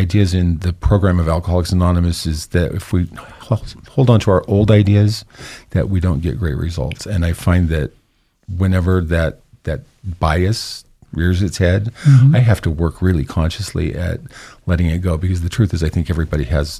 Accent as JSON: {"language": "English", "region": "the West", "country": "United States", "tie": "born or raised there", "said": "I grew up in the West. I am far away from the East Coast history"}